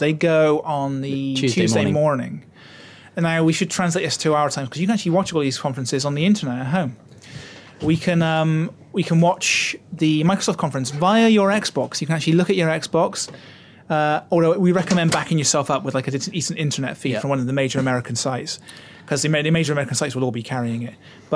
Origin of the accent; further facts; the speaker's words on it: United Kingdom; I'm a Brit.